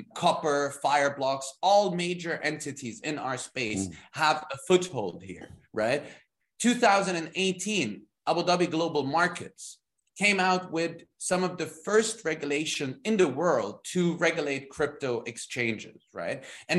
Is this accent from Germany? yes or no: yes; Germany; moved away as an adult; now in United Arab Emirates; I'm born and raised in Germany